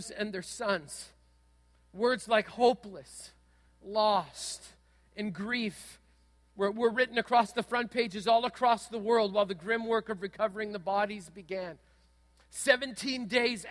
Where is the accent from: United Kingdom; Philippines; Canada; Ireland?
Canada; Manitoba; When I was a kid growing up in Manitoba